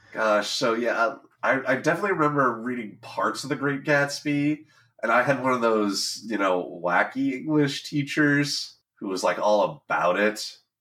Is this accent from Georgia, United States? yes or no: no; Southern California, United States; growing up in Southern California